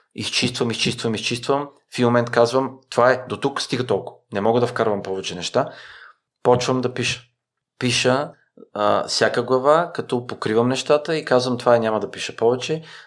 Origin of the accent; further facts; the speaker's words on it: Bulgaria; also born or lived in Iraq; като българи